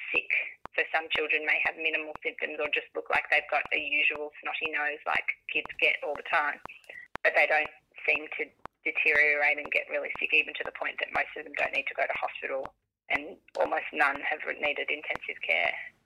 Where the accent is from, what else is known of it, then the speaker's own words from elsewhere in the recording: Australia; as Australian individuals